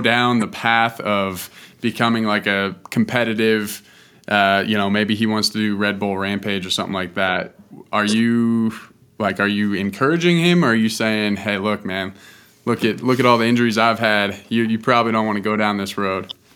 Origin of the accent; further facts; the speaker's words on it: Boulder, Colorado, United States; I grew up in Boulder where mountain biking is pretty pretty popular.